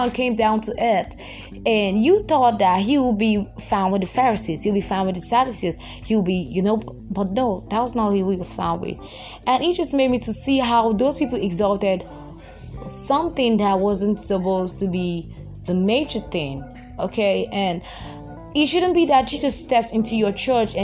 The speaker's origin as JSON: {"language": "English", "country": "Nigeria", "said": "I'm Nigerian"}